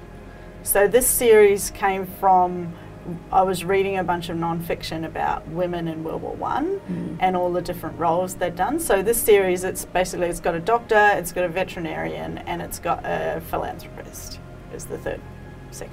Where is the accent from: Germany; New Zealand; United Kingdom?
New Zealand; moved away as an adult; now in Sydney, Australia; I grew up in New Zealand, and then I moved to Sydney with my ex, and now obviously live here with our children